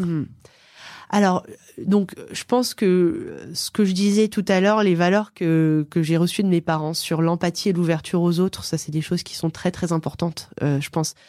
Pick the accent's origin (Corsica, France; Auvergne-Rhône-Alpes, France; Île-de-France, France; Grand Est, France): Auvergne-Rhône-Alpes, France; Aix-les-Bains; Je viens d'Aix-les-Bains. C'est une ville en Savoie, au bord du lac du Bourget